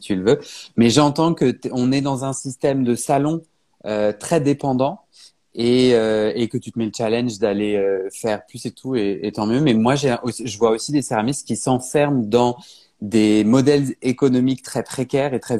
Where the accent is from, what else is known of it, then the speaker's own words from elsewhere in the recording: Paris, Île-de-France, France; je suis parisien